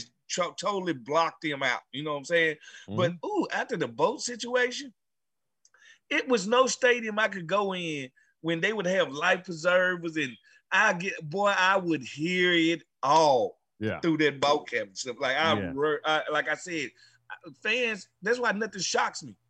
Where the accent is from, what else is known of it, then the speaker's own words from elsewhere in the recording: Mississippi, United States; I grew up in Mississippi